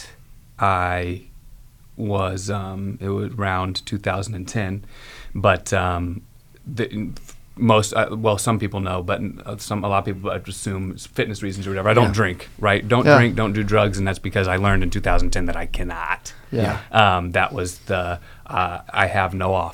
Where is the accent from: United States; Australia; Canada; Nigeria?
United States; Carmel; I grew up in Carmel